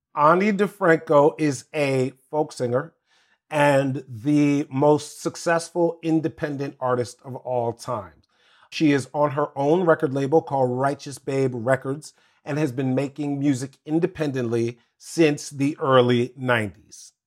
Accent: Washington, District of Columbia, United States; also born or lived in Maryland / Virginia; all of my life, growing up in Washington, D C, Maryland, Virginia area

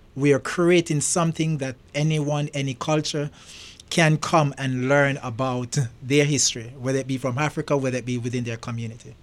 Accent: Jamaica; moved away as an adult; also born or lived in England / London; now in United States; I was brought up in Jamaica.

